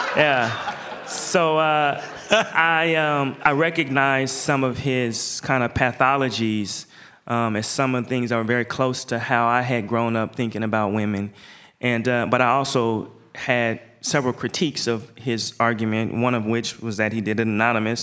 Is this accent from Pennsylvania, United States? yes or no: no; Portland, Oregon, United States; I'm from Portland.